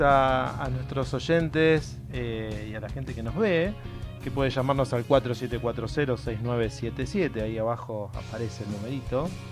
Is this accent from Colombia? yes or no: no; Buenos Aires, Argentina; los que somos de Buenos Aires